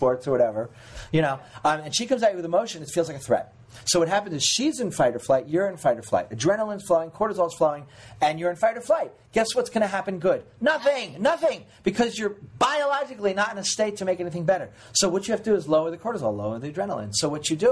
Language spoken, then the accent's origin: English; New York, United States; now in Los Angeles, United States; I'm from New York. Everybody fucking reads.